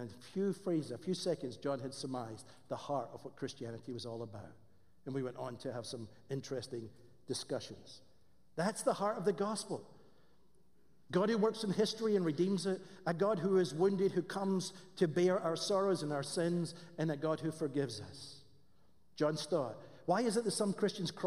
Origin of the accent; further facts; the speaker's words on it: Scotland, United Kingdom; accent: Scottish; moved away; I have a Scottish accent